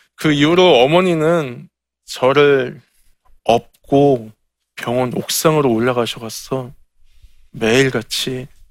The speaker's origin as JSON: {"language": "Korean", "region": "Incheon", "country": "South Korea", "tie": "born or raised there", "said": "제 고향이 인천의 소래 포구예요"}